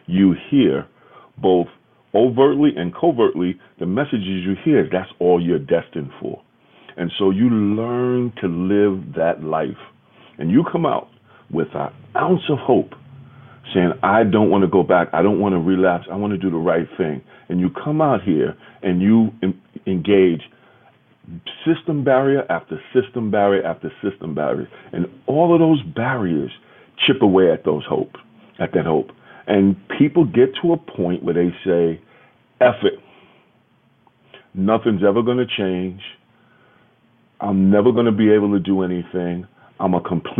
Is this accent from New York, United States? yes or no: yes; New York City, New York, United States; I grew up in Soundview in the Bronx.